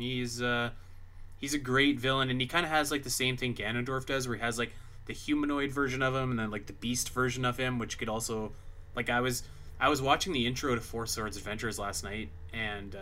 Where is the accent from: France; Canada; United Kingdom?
Canada; I'm Canadian